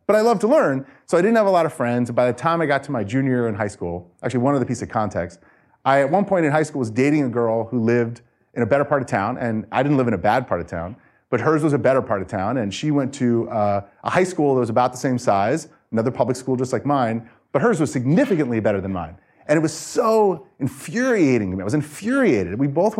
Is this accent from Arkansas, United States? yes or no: no; Phoenix, Arizona, United States; also born or lived in New York; I moved to Phoenix when I was young from New York, and I did not have a good experience in elementary, middle, or high school.